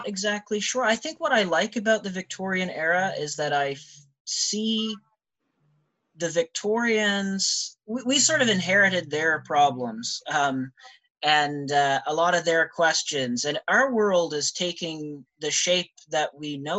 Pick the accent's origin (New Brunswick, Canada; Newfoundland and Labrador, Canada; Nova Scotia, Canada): New Brunswick, Canada; also born or lived in Ottawa, Canada; now in London, Canada; I am from New Brunswick originally